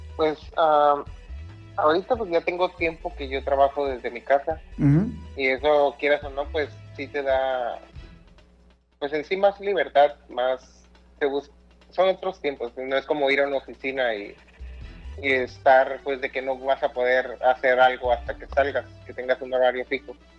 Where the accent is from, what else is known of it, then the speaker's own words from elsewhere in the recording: Mexicali, Baja California, Mexico; soy de Mexicali